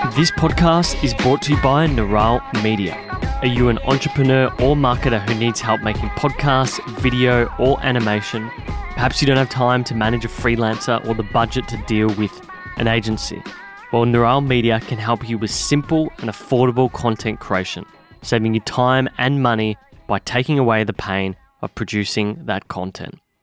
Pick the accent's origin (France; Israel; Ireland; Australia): Australia; Victoria; I grew up in Victoria.